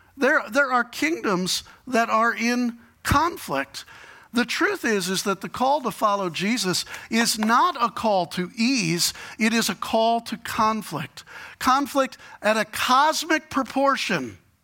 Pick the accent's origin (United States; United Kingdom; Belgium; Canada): United States; Chicago, Illinois; I'm from Chicago